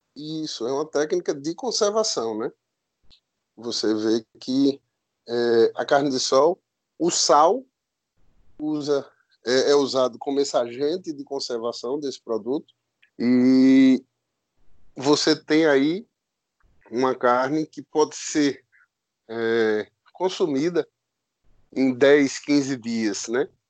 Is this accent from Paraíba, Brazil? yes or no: yes; Picuí, Paraíba, Brazil; sou nascido em Picuí, na Paraíba